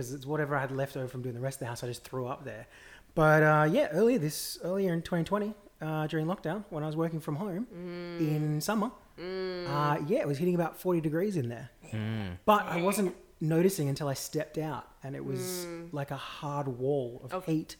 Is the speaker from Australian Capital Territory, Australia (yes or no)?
no; North Queensland, Australia; moved away; I grew up in the North Queensland desert